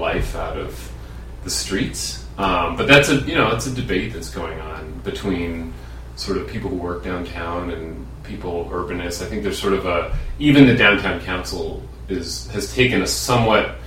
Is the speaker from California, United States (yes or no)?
no; New York City, New York, United States; moved away as an adult; also born or lived in Washington, D.C.; now in Minneapolis, United States; I grew up in New York City, and then I went to college in Washington, D.C.